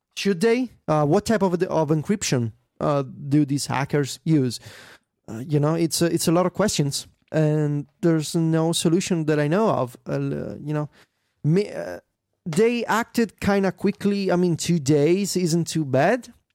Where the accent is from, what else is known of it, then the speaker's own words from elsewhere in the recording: Italy; my hometown